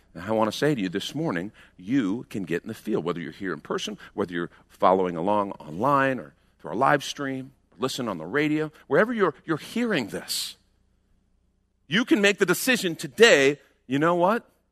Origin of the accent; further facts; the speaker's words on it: United States; We're American Christians